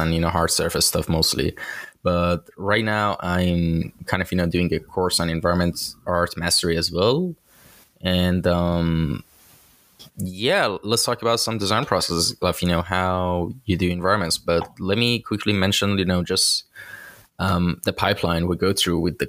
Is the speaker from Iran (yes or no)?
yes; Iran; from my home country, I'm actually from Iran